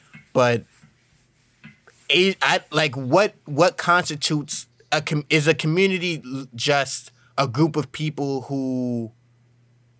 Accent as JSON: {"language": "English", "region": "New York", "country": "United States", "tie": "born or raised there", "said": "I grew up in New York"}